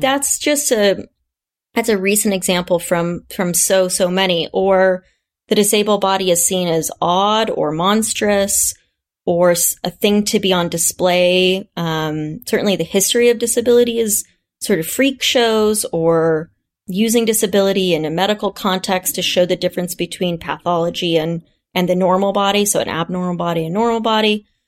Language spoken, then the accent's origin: English; Kansas, United States; my hometown of Kansas